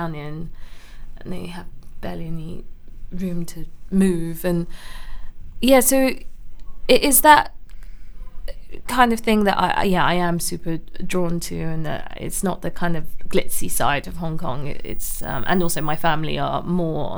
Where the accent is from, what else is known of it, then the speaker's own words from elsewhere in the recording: London, United Kingdom; I grew up in Camden, then my parents kind of moved around, but mainly North London, North West, Willesden Green. Then they ended up in Barnet. So yeah, kind of grew up all over North London